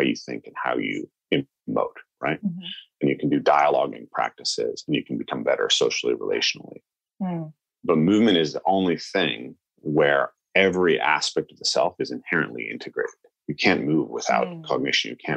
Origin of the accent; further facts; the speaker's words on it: the Northwest, Pacific Northwest, United States; I'm a white American, right? I grew up in the Northwest